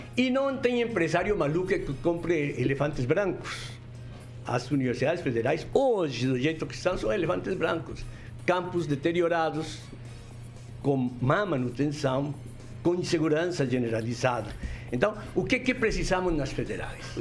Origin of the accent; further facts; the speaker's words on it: Colombia; Portuguese is a second language; moved away as an adult; also born or lived in Rio de Janeiro; now in Brazil; no meu país de origem, na Colômbia